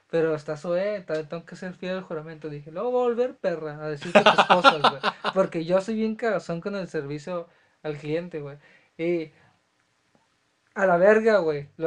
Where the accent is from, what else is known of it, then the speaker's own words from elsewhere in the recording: Mexico City, Mexico; Este, soy chilango, criado en la morita, puto.